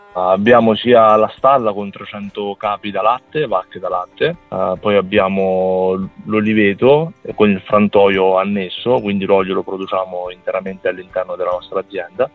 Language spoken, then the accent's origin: Italian; Termoli area, province of Campobasso, Molise, Italy; io abito a Termoli, quindi è a quindici chilometri da Petacciato, quindi, diciamo, nel mio, nel mio territorio, il mio paese nativo.